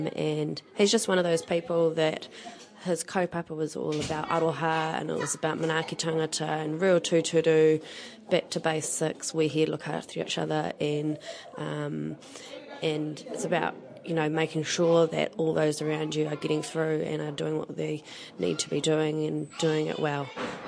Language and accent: English; Auckland, New Zealand; also born or lived in Dunedin; I grew up in Auckland, moved up when I was 2 from Dunedin.